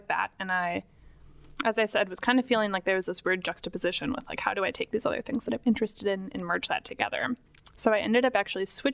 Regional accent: Wauwatosa, Wisconsin, United States; I grew up just outside Milwaukee in Wauwatosa

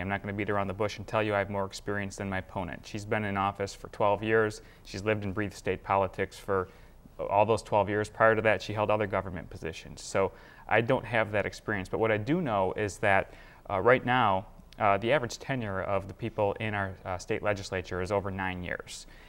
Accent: Madison, Wisconsin, United States; i grew up in Madison. I've lived here my entire life

